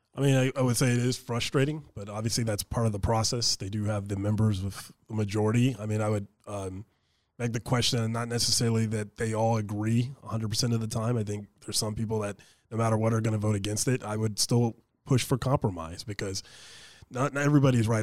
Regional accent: Anchorage, Alaska, United States; I graduated from East High School, grew up in East Anchorage

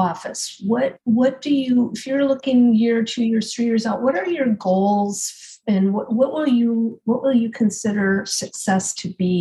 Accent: Hopkins, Minnesota, United States; I'm from Hopkins and, you know, didn't get much beyond that until high school.

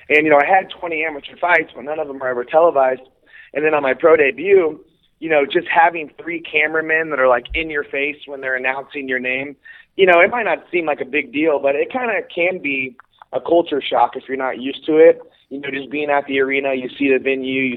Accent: Kansas City, United States; here in Kansas City, which is my hometown.

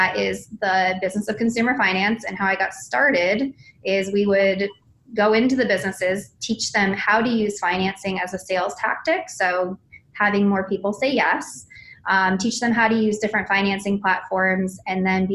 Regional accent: San Diego, California, United States; now in Atlanta, United States; I come from Southern California

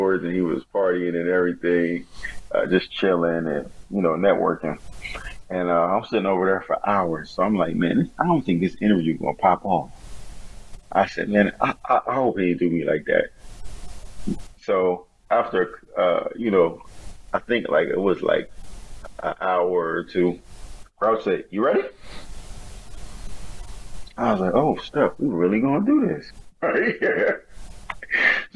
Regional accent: Wilmington, Delaware, United States; I'm from Wilmington, Delaware

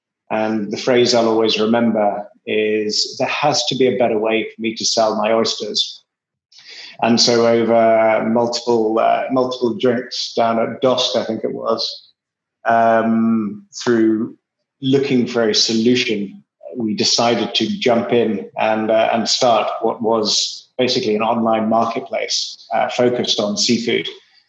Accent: England, United Kingdom; accent: English; Obviously, you can tell from my atrociously strong English accent, I'm originally English, but only spent a few years of my life there.

